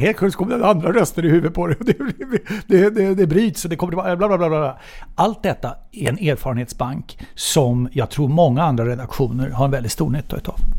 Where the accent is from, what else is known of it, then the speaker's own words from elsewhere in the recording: Solna, Stockholm County, Sweden; jag är ju född och uppvuxen på Backvägen i Solna